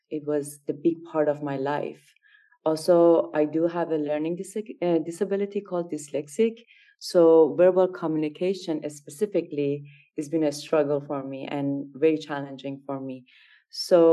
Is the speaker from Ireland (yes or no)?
no; Iran; moved away as an adult; now in San Francisco, United States; I grew up in Iran. And raised in Iran, I got my degree in child psychology in Iran, and I moved to America